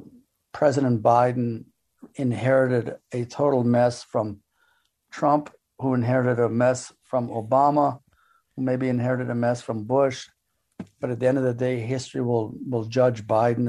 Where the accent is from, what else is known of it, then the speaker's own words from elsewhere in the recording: Israel; I'm not from Afghanistan. I'm from Israel